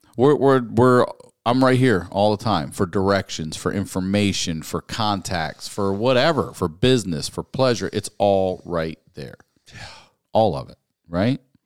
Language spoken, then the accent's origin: English; Baltimore, Maryland, United States; my hometown, my home